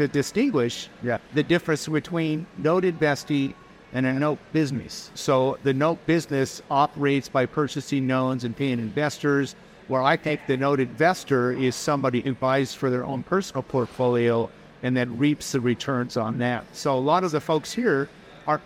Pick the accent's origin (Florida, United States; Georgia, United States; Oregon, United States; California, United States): Oregon, United States; Portland; I'm from the Portland, Oregon area